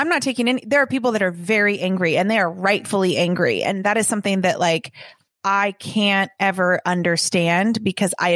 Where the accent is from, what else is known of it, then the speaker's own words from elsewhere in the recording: Los Angeles, California, United States; growing up in Los Angeles